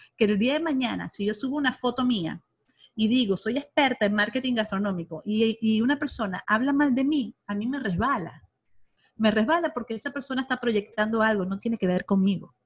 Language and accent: Spanish; Venezuela; moved away as an adult; now in Monterrey, Mexico; soy venezolana, tengo aquí en México, en Monterrey, Nuevo León, 13 años ya